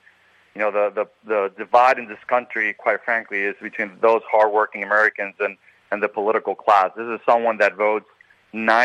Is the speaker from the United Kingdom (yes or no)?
no; Puerto Rico; now in Orlando, United States; I grew up in Puerto Rico